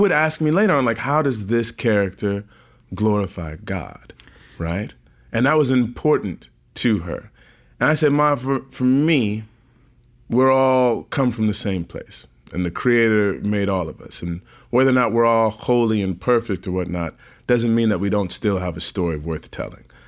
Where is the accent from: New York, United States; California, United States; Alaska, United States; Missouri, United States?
Missouri, United States; St. Louis; Born and raised in Saint Louis, Missouri